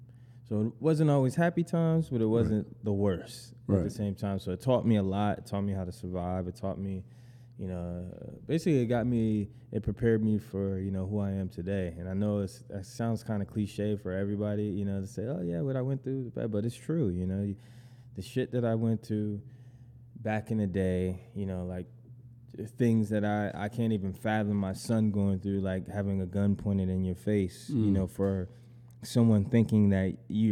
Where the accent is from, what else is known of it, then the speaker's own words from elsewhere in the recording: Syracuse, New York, United States; also born or lived in Brooklyn, New York; now in Jersey City, United States; I'm originally from Syracuse, New York. Mm-hmm. Born and raised there, but now I live around here, New Jersey.